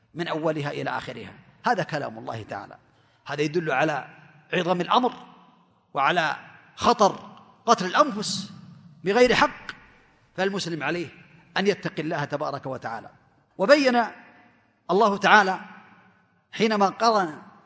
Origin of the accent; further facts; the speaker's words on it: Saudi Arabia; عندنا في المملكة العربية السعودية